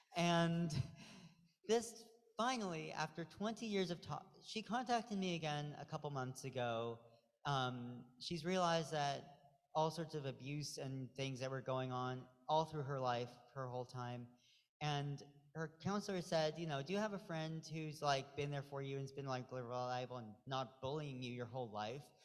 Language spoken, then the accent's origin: English; Pacific Northwest, United States; moved away; I'm from the Pacific Northwest.